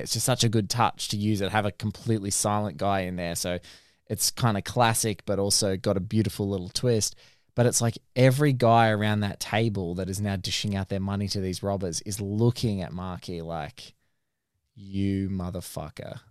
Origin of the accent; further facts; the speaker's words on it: Australia; speaking as an Australian